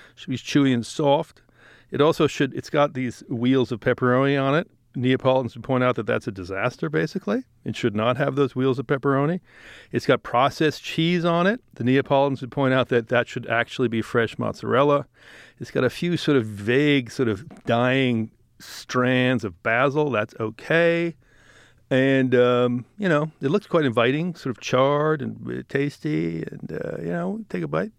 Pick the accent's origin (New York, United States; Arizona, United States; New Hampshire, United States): New York, United States; I'm being a New Yorker